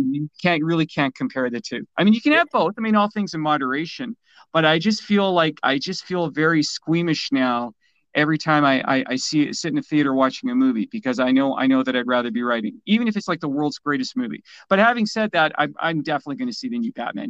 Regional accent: Canada; also born or lived in Vancouver; I'm a Canadian

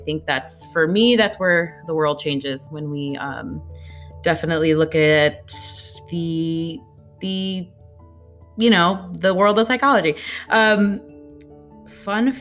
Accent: Fullerton, California, United States; also born or lived in Mexico / Anaheim, California; I was brought here when I was 2 years old to Orange County, California. Anaheim, Fullerton is my hometown, mostly Fullerton

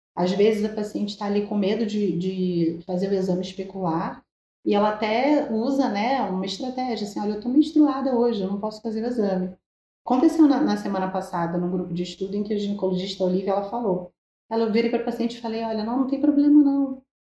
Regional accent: Rio de Janeiro, Brazil; eu sou aqui do Rio de Janeiro

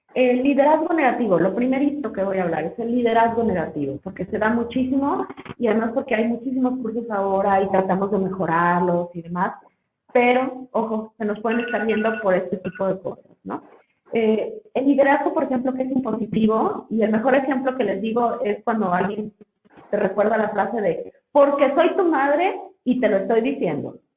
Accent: Mexico; como mexicanos

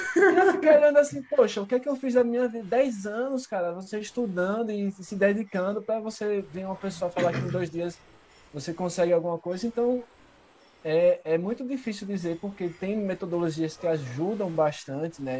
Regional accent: Brazil; nunca saí do Brasil

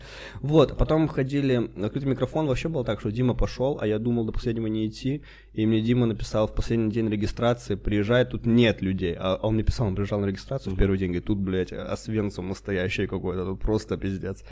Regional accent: Khabarovsk, Khabarovsk Krai, Russia; moved away; Мы же ещё в Хабаровске когда были

